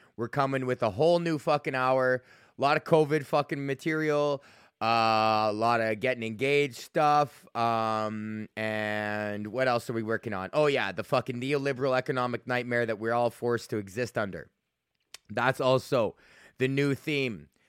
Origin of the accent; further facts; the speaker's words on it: Alberta, Canada; I'm from Alberta